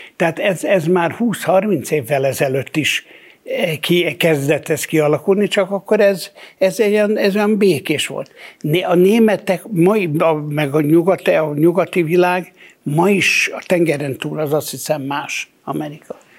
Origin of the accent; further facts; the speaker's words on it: Hungary; nekem a nem tudom én hanyadi ziglen Magyarországon, én nem, én, én, én, én magyar vagyok.